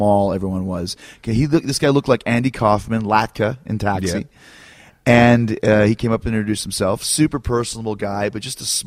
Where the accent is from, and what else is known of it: Winnipeg, Manitoba, Canada; born or raised there